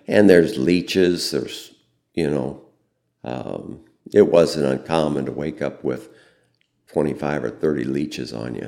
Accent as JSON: {"language": "English", "town": "Fairbury", "region": "Illinois", "country": "United States", "tie": "born or raised there", "said": "I grew up in Fairbury"}